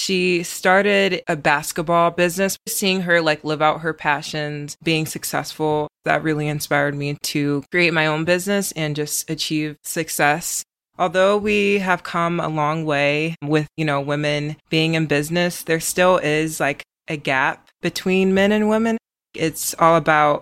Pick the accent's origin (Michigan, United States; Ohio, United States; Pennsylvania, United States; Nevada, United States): Ohio, United States; Cleveland; I'm from Cleveland, Ohio, and I'm 18 years old